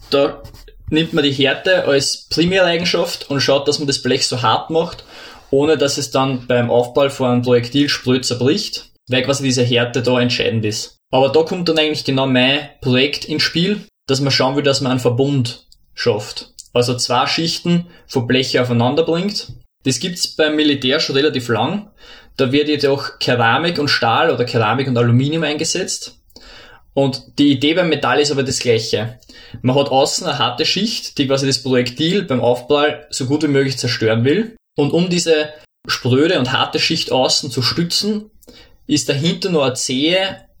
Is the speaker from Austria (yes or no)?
yes; Lower Austria, Austria; Ja, hallo … Ich komme ursprünglich aus Niederösterreich, habe an der Montanuni Werkstoffwissenschaften studiert